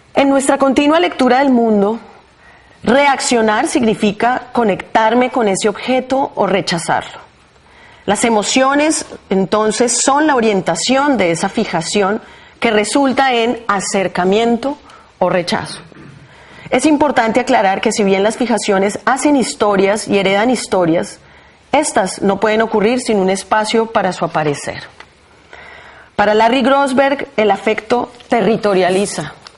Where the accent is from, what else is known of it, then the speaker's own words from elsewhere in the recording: Bogotá, Colombia; Nací en Bogotá, en una familia de abuelos campesinos que llegan a la capital huyendo de la violencia de los años 40